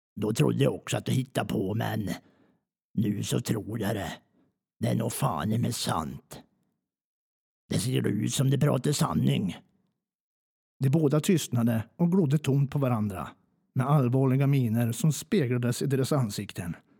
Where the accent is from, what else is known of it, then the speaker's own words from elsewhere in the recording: Njutånger, Gävleborg County, Sweden; accent: Hälsingemål; jag är från Njutånger